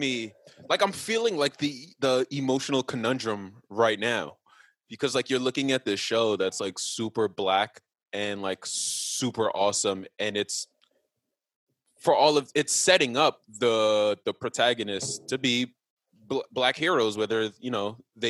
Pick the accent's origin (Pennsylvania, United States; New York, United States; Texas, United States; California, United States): New York, United States; Forest Hills; Yeah, I'm from Forest Hills.